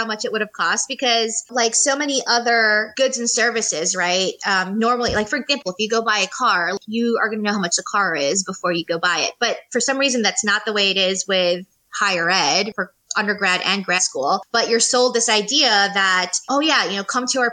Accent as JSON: {"language": "English", "town": "New York City", "region": "New York", "country": "United States", "moved": "as an adult", "lives_now": "Charlotte, United States", "said": "I am originally from New York City"}